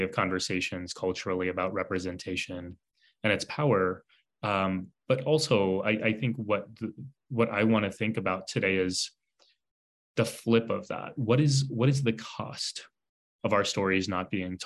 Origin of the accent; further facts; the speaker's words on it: San Antonio, Texas, United States; I was born and raised in San Antonio, Texas